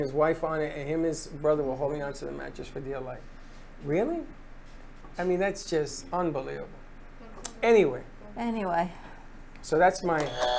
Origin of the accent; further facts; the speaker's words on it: Florida, United States; I'm a Floridian.